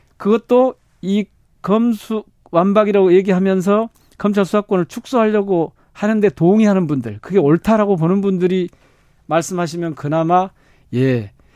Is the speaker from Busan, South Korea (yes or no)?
no; Gwangju, South Korea; 제가 광주 출신이고 광주 지역구고